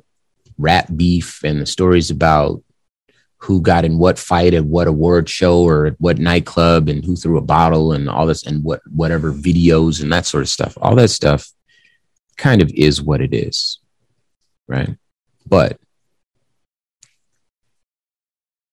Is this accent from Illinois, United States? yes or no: no; Compton, California, United States; I'm from Compton, California. So that gang environment is something that I was born into